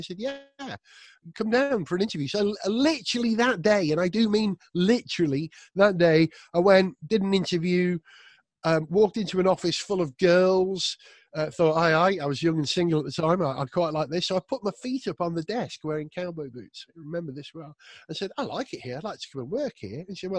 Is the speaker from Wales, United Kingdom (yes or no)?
yes; Wales, United Kingdom; I was brought up in North Wales, and being a Welsh speaker.